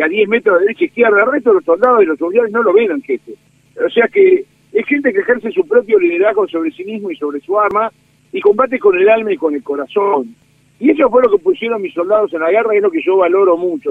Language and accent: Spanish; Dolores, Buenos Aires Province, Argentina; soy del sur del Salado, soy de los Pagos de Dolores